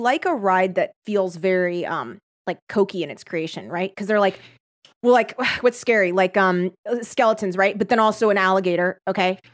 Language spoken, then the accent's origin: English; Torrance, California, United States; I grew up in the South Bay. of, uh, which is Torrance, like, not the, n, nor Cal South Bay.